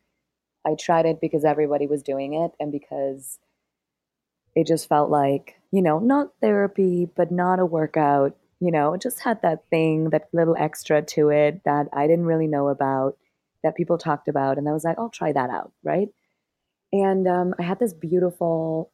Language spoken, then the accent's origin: English; Germany; moved away as an adult; also born or lived in Berlin, Germany / Cambodia / Thailand; I'm from Germany originally, and I moved to Berlin